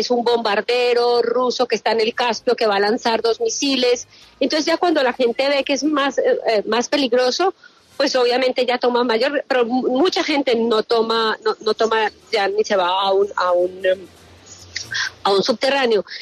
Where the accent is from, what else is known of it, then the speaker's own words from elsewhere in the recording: Colombia; como los colombianos no tenemos alerta, pero sabemos cómo es